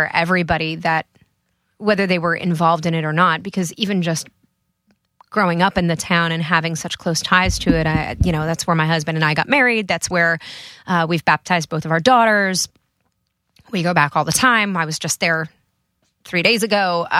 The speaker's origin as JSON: {"language": "English", "region": "Connecticut", "country": "United States", "tie": "born or raised there", "said": "I was coming from Connecticut, {S5} right? {S4} So which is where I grew up."}